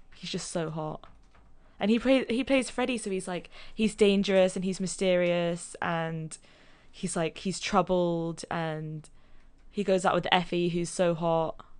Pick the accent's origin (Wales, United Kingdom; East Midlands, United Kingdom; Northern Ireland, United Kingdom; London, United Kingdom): London, United Kingdom; moved away; I'm from London. Primary school.